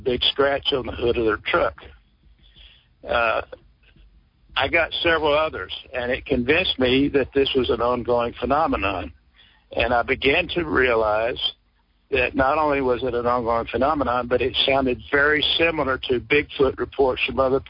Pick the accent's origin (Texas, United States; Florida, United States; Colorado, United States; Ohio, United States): Texas, United States; Sour Lake; my hometown of Sour Lake